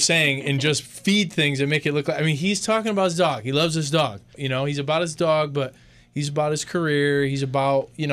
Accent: Connecticut, United States; my home state.

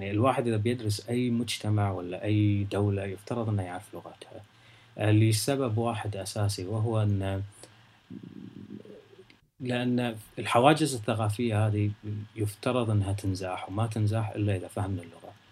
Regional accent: Kuwait; moved away; فكانت المساله معي من ال... من اول ما طلعت من الكويت.

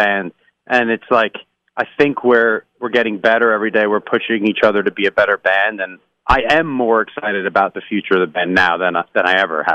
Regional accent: New York, United States; now in Los Angeles, United States; And I'm an East Coast guy. I grew up in New York

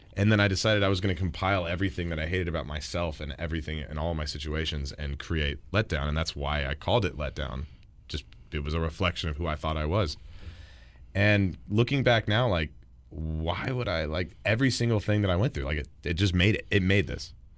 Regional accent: Texas, United States; I'm from Texas, where we pride ourselves in the tacos

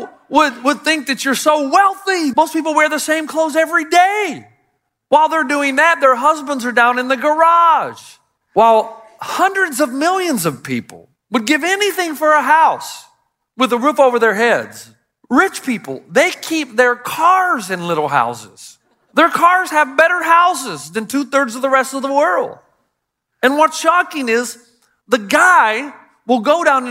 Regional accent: United States; as an American

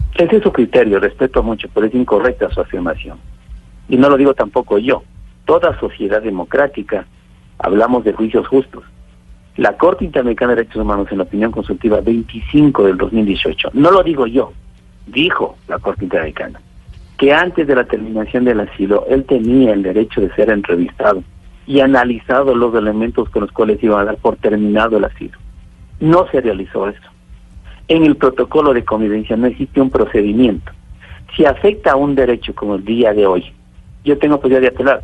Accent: Ecuador; le digo como ecuatoriano, en mi territorio ecuatoriano

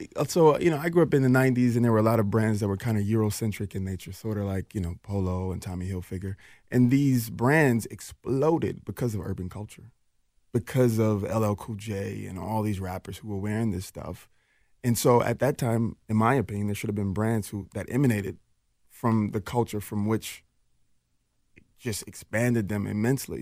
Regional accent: Minneapolis, Minnesota, United States; also born or lived in Jackson, Mississippi; I'm a kid from North Minneapolis

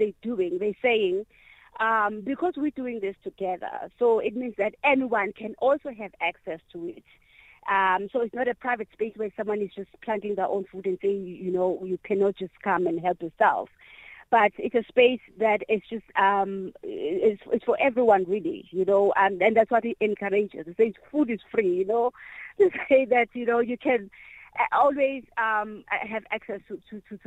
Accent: Inanda, KwaZulu-Natal, South Africa; the place where I was born, in Inanda. I was born in Stop 8.

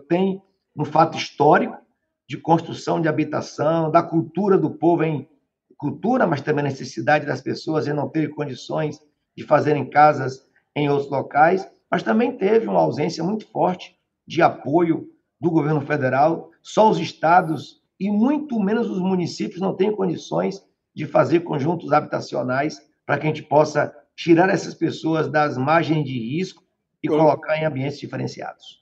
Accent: Bahia, Brazil; now in Salvador, Brazil; Salvador, para onde eu nasci, está em torno de quase 400 quilômetros. Eu tive que sair de lá para vir estudar em Salvador

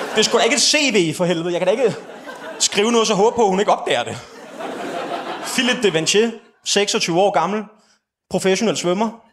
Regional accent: Slagelse, Zealand, Denmark; also born or lived in West Jutland; jeg kommer fra Vestjylland og har brugt en stor del af min ungdom i Slagelse

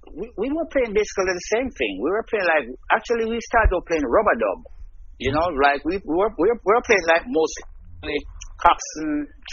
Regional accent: Kingston, Jamaica; also born or lived in St. Mary, Jamaica; I was born in St. Mary, the parish of St. Mary in Jamaica.

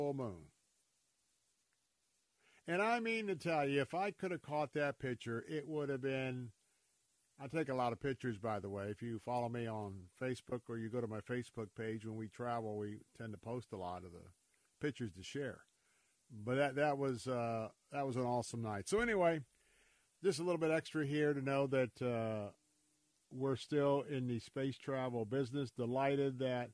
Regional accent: Tampa, Florida, United States; I was born and raised here in Tampa, Florida.

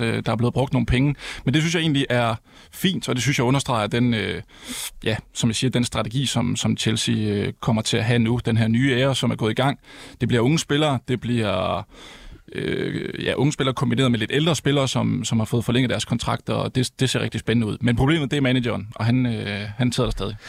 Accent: Herning, Central Denmark Region, Denmark; jeg kommer fra Herning

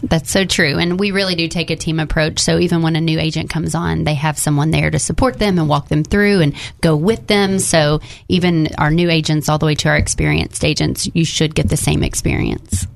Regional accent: Jacksonville, Arkansas, United States; now in North Little Rock, United States; I'm originally from Jacksonville. We live in North Little Rock

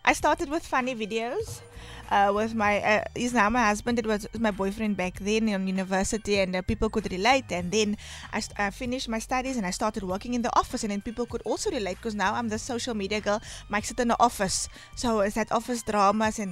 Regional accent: Worcester, Western Cape, South Africa; moved away as an adult; now in Cape Town, South Africa; Ek is van Worcester, I'm from Worcester. Ja. So I am the girl from Worcester. I moved to Cape Town when I was 18.

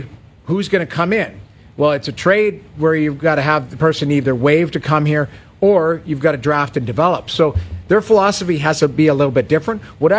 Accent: Edmonton, Alberta, Canada; Like I say, I grew up in Edmonton.

